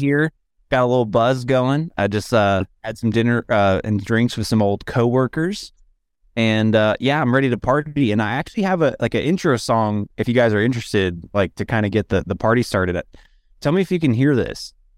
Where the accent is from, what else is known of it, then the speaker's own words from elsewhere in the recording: Dallas, Texas, United States; moved away; I grew up in Dallas where it's a real humid heat